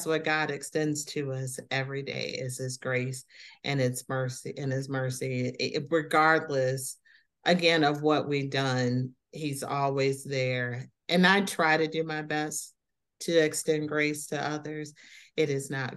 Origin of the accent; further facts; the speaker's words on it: South Haven, Michigan, United States; I am from South Haven, Michigan, a little town